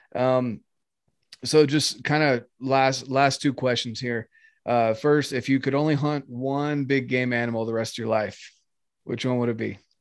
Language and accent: English; North Carolina, United States; moved away as an adult; now in Utah, United States; I'm from North Carolina, born and raised. Oh yeah. Um, yeah, till I was 18, and that's when I came out to Utah